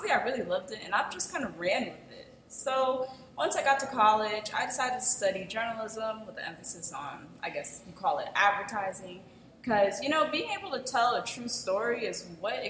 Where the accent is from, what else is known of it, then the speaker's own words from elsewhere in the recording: Dallas, Texas, United States; I'm from Dallas, Texas. Hey, I have to rep my home city